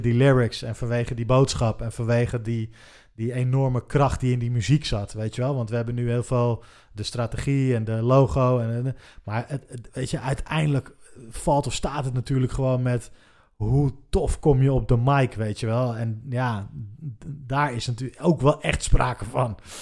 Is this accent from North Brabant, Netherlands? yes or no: no; Haarlem, North Holland, Netherlands; wij komen alle drie uit Haarlem